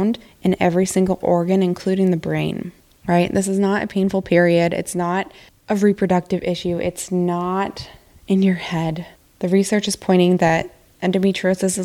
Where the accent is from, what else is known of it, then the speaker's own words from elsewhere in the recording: Montana, United States; moved away; I grew up in Montana